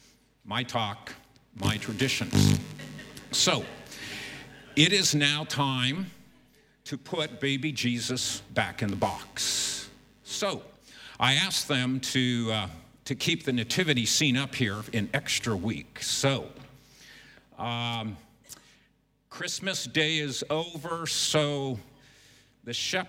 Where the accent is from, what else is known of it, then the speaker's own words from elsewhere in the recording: Southern California, United States; moved away as an adult; now in Beijing, China; We come from the United States and actually have spent most of our lives in Southern California